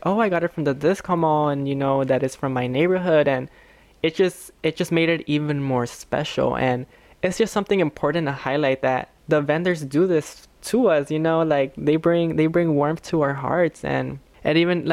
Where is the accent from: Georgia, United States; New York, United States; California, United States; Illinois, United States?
Illinois, United States; Chicago; I was raised here in Little Village